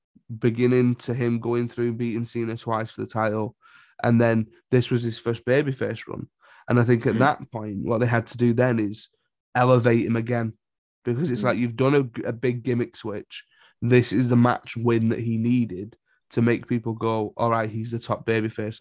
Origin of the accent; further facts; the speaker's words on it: Oldham, North West England, United Kingdom; I'm pasty white from Oldham